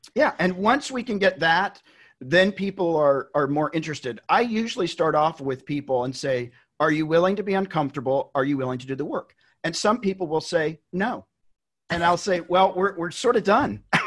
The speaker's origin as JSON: {"language": "English", "region": "Tennessee", "country": "United States", "tie": "born or raised there", "said": "I'm from Tennessee. I grew up in Tennessee"}